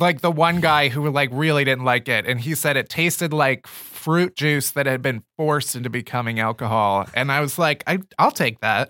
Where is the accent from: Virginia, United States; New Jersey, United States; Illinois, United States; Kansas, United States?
Illinois, United States; Chicago; moved away as an adult; now in New York, United States; I'm from Chicago. I moved here, like, five years ago